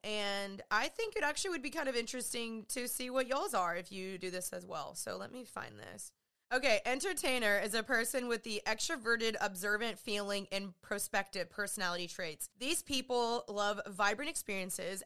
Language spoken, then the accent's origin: English; Dallas, Texas, United States; I'm from Dallas, Texas. I'm living back here